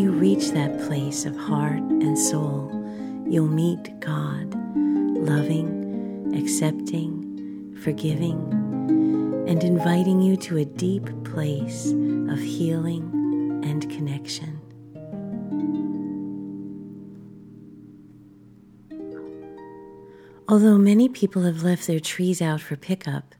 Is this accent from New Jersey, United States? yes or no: yes; Three Fingers Cove, New Jersey, United States; moved away as an adult; also born or lived in Bronx, New York; now in Washington State, United States; Three Fingers Cove, where I grew up